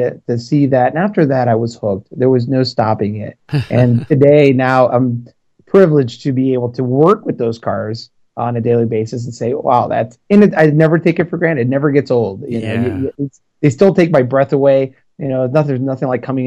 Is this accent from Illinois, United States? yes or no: yes; Chicago, Illinois, United States; moved away; I'm from Chicago originally, so Chicago, Illinois